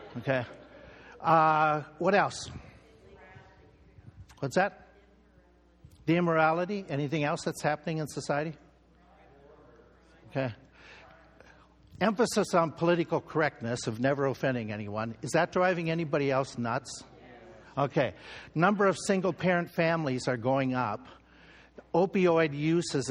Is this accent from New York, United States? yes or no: no; Minnesota, United States; In our home state where I grew up in Minnesota